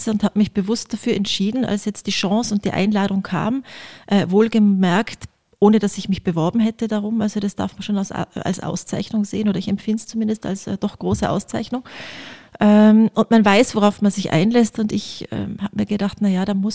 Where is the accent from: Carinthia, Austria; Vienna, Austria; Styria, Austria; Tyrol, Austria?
Tyrol, Austria; Innsbruck; Also ich bin äh, am, direkt am Inn aufgewachsen, am Rande des Olympischen Dorfes komplett im Grünen